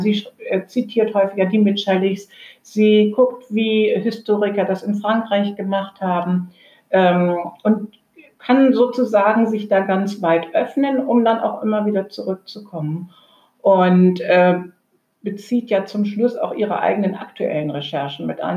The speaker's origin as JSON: {"language": "German", "country": "Germany", "said": "eher als Europäerin aufgewachsen, denn als Deutsche"}